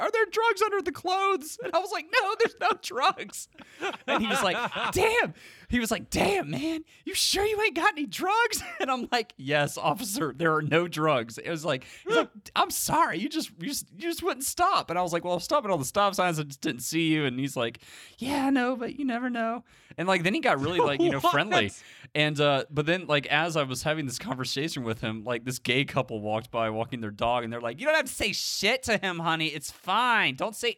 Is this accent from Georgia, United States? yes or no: yes; Cobb County, Georgia, United States; I'm from Cobb County